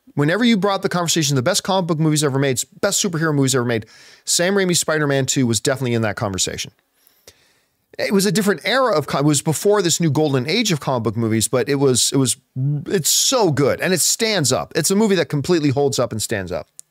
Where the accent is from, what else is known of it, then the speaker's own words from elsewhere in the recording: Hamilton, Ontario, Canada; I grew up in Hamilton, Ontario, which is right beside Buffalo